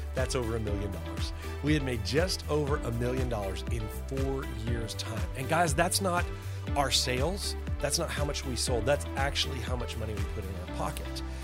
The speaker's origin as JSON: {"language": "English", "town": "Arlington", "region": "Texas", "country": "United States", "tie": "born or raised there", "also_born_or_lived": "Louisiana", "said": "I was raised by a middle class family. We lived in a little town that is now a big town called Arlington"}